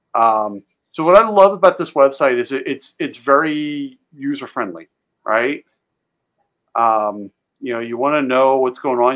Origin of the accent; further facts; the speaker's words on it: just outside of Philadelphia, Pennsylvania, United States; I grew up just outside of Philly